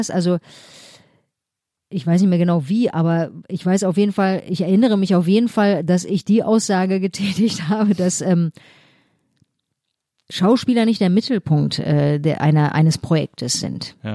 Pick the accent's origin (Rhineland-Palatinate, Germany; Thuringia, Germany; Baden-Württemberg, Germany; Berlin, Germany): Berlin, Germany; Äh, also war dogmatisch, fanatisch äh, als äh, Berlinerin